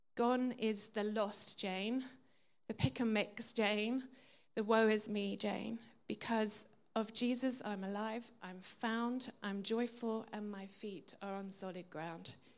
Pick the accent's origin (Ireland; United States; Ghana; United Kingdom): United Kingdom; England; I was brought up in England, a Christian country